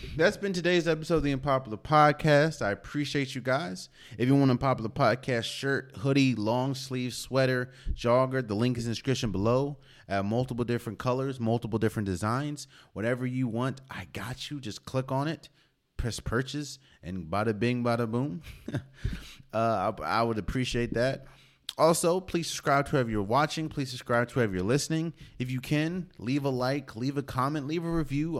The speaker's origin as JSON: {"language": "English", "country": "United States", "tie": "born or raised there", "said": "I'm from the Maryland, D C area. Born and raised."}